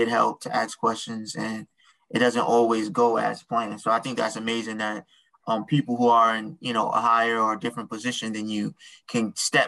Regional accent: New York, United States; I'm from New York

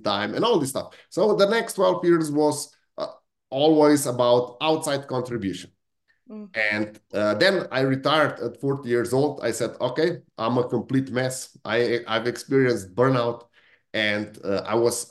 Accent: Slovenia; also born or lived in Italy (ancestry); now in United Kingdom; I come from Italian family that was that was really shaped by outside circumstances. Because on the same piece of land, in the same house, in 100 years, there are 4 different countries that we used to live in. It was Austrian Empire, then it was Italy, then it was Yugoslavia, and now in Slovenia

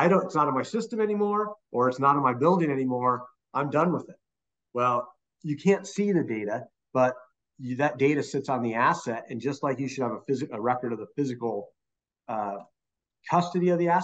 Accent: Arizona, United States; my home state of Arizona

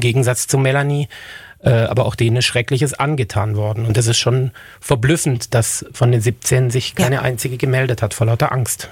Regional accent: Germany; uns in Deutschland

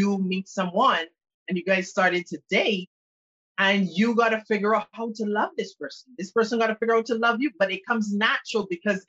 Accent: Barbados; I was born in Barbados, and the island where I am right now, and the island is predominantly Anglican

